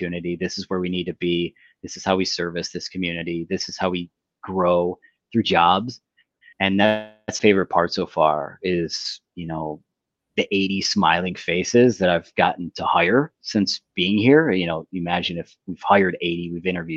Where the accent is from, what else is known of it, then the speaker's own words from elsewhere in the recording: United States; moved away as an adult; also born or lived in Detroit; now in Windsor, Canada; I grew up in the States, married a Canadian, and could have lived on either side of the border. I chose to be here.